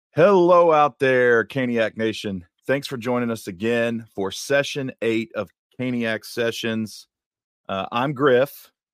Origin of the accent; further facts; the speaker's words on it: West Virginia, United States; moved away; I grew up in West Virginia